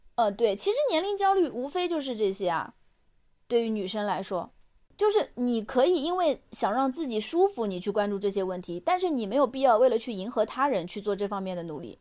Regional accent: Suzhou, Jiangsu, China; moved away as an adult; now in Chengdu, China; 我是苏州人，我在成都工作

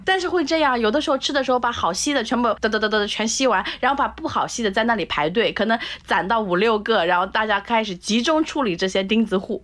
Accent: Nanjing, Jiangsu, China; 韭菜是我们家一个就是超级超级高频率在餐桌上出现的一个食物，我小的时候在南京的家里

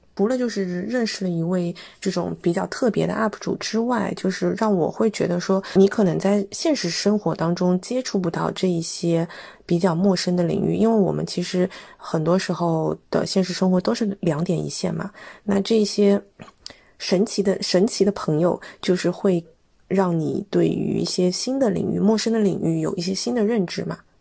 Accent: China; 我们是中国来的

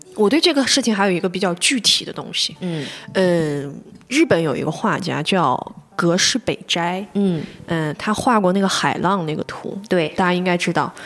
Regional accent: China; 对于我们中国人而言，或者是东亚人而言吧

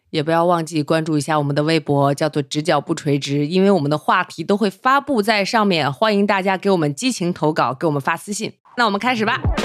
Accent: northern China, China; 这在我们北方也不常见

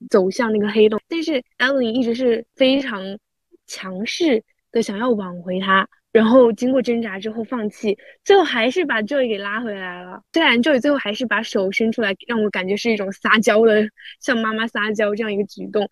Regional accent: China; 我们土生土长中国人

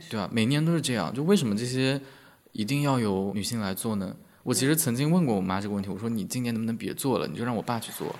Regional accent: northern China, China; 我是来自于北方城市的嗯，北，很内陆的城市

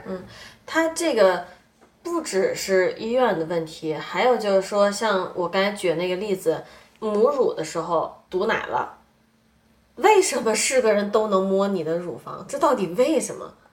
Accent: China; 我们中国人

